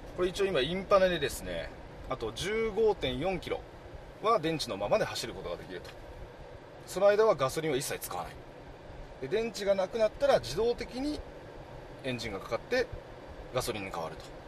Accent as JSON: {"language": "Japanese", "region": "Gifu", "country": "Japan", "tie": "born or raised there", "said": "僕あの岐阜県の岐阜市内出身なんですよ"}